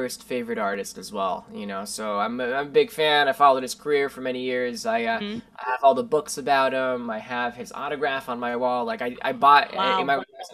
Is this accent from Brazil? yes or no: yes; Brasília, Federal District, Brazil; now in New York City, United States; I'm originally from Brazil, born in Brasilia, Brazil. But I've lived in New York since 2004